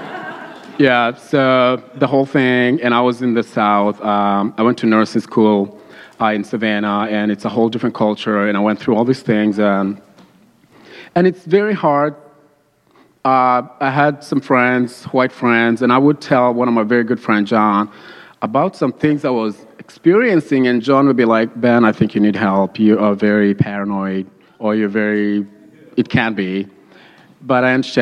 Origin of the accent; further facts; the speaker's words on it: Kenya; moved away; I moved here in 2003 from Kenya